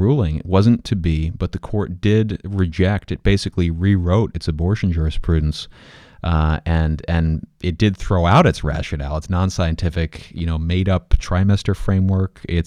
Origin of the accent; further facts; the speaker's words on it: Pennsylvania, United States; moved away; I'm originally from Pennsylvania